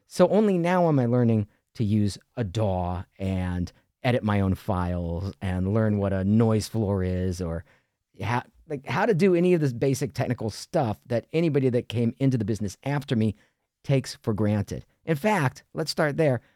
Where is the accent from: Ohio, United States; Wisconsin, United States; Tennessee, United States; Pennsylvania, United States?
Ohio, United States; moved away as an adult; also born or lived in New York City / Los Angeles; I grew up in Ohio